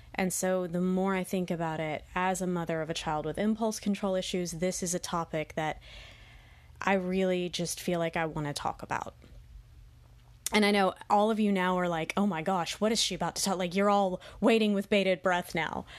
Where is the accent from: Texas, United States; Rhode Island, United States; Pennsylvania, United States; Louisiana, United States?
Texas, United States; my home state of Texas